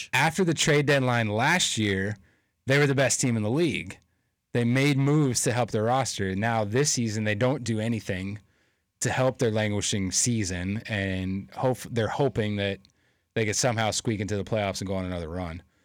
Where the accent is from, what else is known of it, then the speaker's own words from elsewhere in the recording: Derry, New Hampshire, United States; we're both from Derry, New Hampshire.